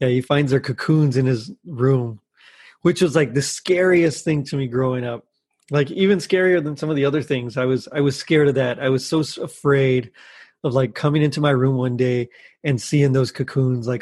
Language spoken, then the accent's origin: English; Texas, United States; I'm from Texas